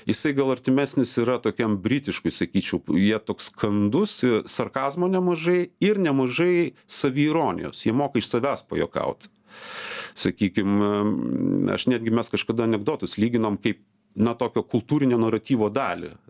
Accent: Lithuania; now in Estonia; mes lietuviai pasakojam apie estus anekdotus

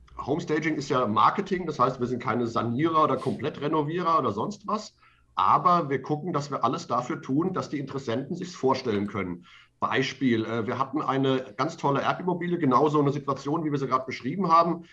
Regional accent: Mainz, Rhineland-Palatinate, Germany; meiner Heimatstadt Mainz

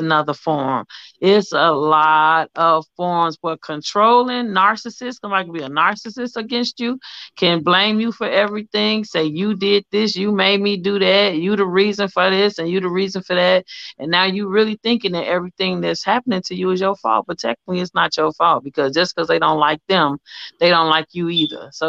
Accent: Chicago, Illinois, United States; moved away; also born or lived in Atlanta; I'm from Chicago, but I was in Atlanta

